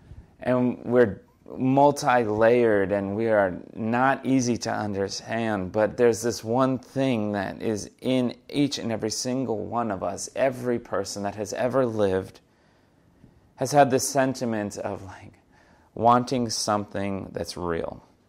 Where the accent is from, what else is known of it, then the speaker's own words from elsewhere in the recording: New York City, New York, United States; It was also pretty hilarious for me growing up in the New York City area to go see this.